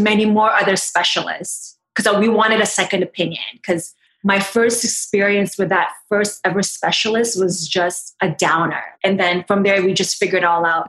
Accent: Toronto, Ontario, Canada; I am from Toronto

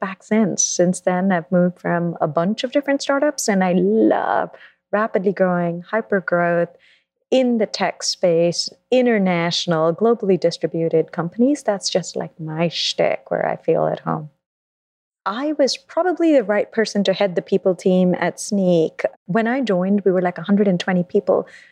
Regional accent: Mumbai, Maharashtra, India; moved away as an adult; also born or lived in London, United Kingdom; now in New York, United States; I grew up in India, in Mumbai, and then I moved to London for college

